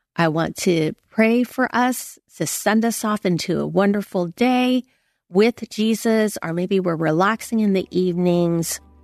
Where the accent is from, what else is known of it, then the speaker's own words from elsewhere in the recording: San Francisco, California, United States; moved away; I went back to Chinatown in San Francisco, and that was where I was born